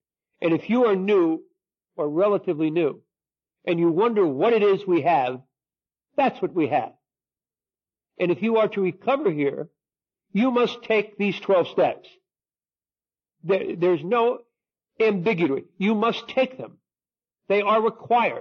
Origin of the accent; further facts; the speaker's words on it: New Jersey, United States; I'm Irish and I'm Catholic and I'm from New Jersey